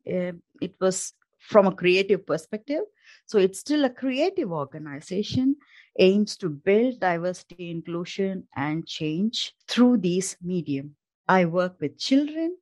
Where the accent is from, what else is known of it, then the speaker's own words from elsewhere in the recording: India; moved away as an adult; now in Denmark; I'm an Indian by origin